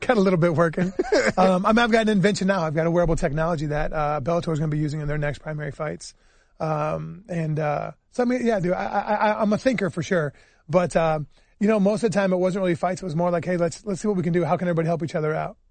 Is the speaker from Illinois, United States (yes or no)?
yes; Illinois, United States; I grew up in Illinois